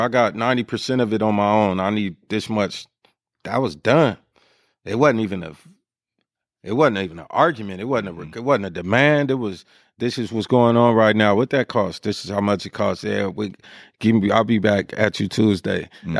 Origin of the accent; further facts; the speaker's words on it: Sacramento, California, United States; But in terms of pride, like I'm from Sacramento, man. I'm not opposed to seeing somebody from my city win.